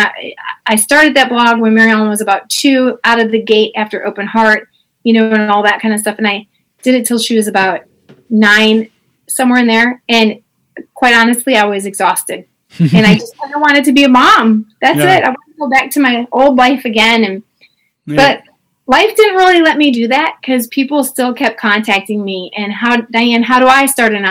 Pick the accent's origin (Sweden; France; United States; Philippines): United States; LaGrange, Beverly, Palos Heights, Illinois; now in Memphis, United States; I was from LaGrange. I grew up then in Beverly. Yeah. For a short while, and then Palos Heights.